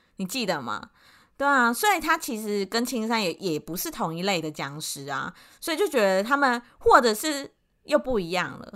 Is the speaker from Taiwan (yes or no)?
yes; Taiwan; 就是我们台湾人的想法跟他们韩国人的想法有什么不一样？